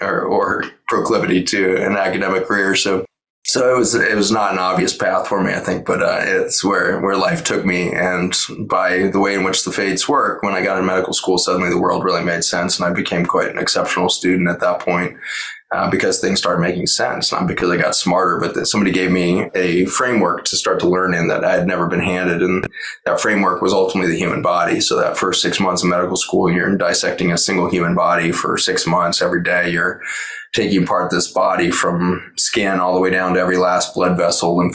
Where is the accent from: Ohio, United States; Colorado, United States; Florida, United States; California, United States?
Colorado, United States; Boulder; born and raised in Boulder.